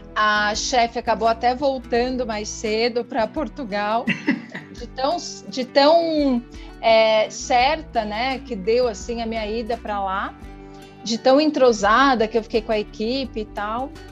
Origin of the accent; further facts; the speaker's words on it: São José dos Campos, São Paulo, Brazil; moved away as an adult; Eu sou de São José dos Campos, né, interior de São Paulo